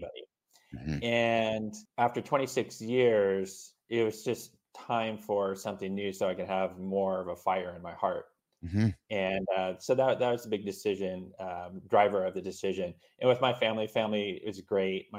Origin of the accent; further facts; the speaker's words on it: Southern California, United States; So I was born and raised in Southern California. I reside in Orange County, Southern California here. And I lived actually here all my life